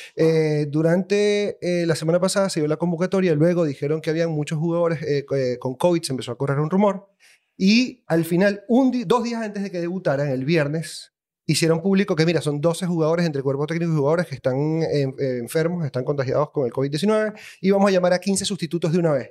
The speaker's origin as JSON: {"language": "Spanish", "town": "Maracaibo", "region": "Zulia", "country": "Venezuela", "moved": "yes", "lives_now": "Chile", "said": "Antes era de Maracaibo, Los Olivos, ahora soy aquí de Chile"}